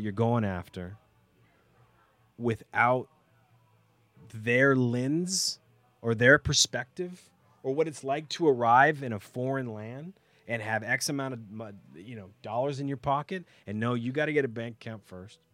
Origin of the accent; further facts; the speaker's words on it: Texas, United States; moved away as an adult; also born or lived in Los Angeles / Toronto / Oregon; now in Canada; I was raised in the States. So, and in Texas, when my family and I first arrived in Texas